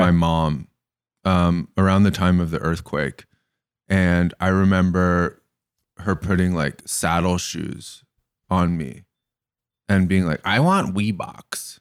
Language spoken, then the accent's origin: English; Bay Area, California, United States; also born or lived in Larkspur, California; I grew up in the Bay Area, and I went to kind of a hippie elementary school, and I moved to the burbs to go to high school